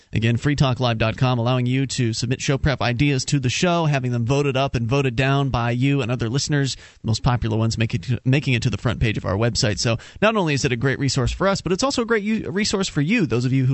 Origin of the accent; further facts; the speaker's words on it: Florida, United States; moved away as an adult; now in New Hampshire, United States; We're Florida natives.